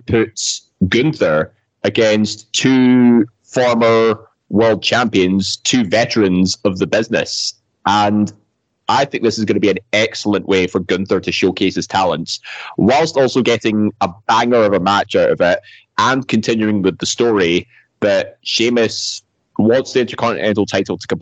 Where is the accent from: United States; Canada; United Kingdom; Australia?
United Kingdom; Scotland; We're all Scottish here